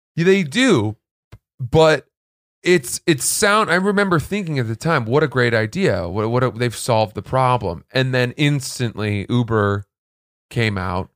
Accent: Freeport, Maine, United States; I grew up in Maine

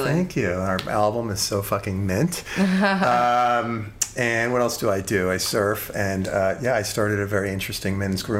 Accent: Long Island, New York, United States; moved away as an adult; also born or lived in Virginia / San Francisco / Sausalito; now in Los Angeles, United States; Grew up on Long Island, college in Virginia, 20 years in Purgatory, aka San Francisco, mm-hmm. and Sausalito. And then I was back in New York for 4 years, and I just moved out to LA at the beginning of the year

